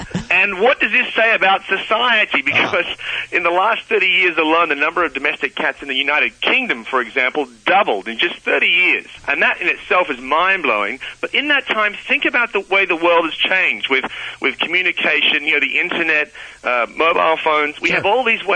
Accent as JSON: {"language": "English", "country": "Australia", "said": "I'm an Aussie"}